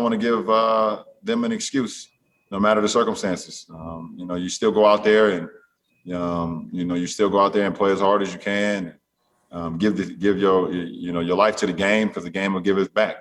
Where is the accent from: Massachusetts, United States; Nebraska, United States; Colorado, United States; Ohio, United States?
Ohio, United States; Akron; moved away; I'm a kid from Akron, Ohio